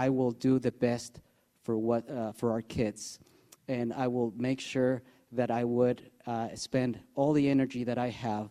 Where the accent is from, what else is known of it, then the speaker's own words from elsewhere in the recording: Mexico City, Mexico; moved away as an adult; now in Ferndale, United States; I was born and raised in Mexico City. Due to crime, I had to come to the United States.